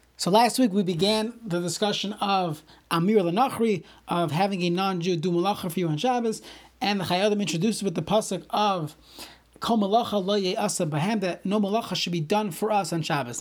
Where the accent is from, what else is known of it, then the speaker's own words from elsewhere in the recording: New York City, New York, United States; I grew up in Brooklyn